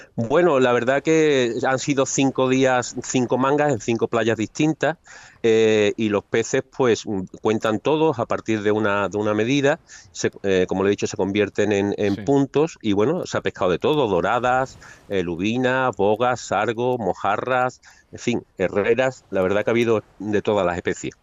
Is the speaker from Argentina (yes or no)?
no; Seville, Andalusia, Spain; yo soy un pescador de Sevilla